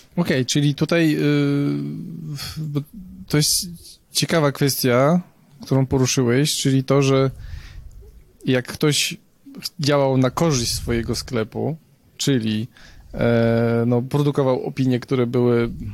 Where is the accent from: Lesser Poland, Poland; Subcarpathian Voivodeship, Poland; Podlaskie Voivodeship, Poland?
Lesser Poland, Poland; Nowy Sącz; moved away; Jestem oryginalnie z Nowego Sącza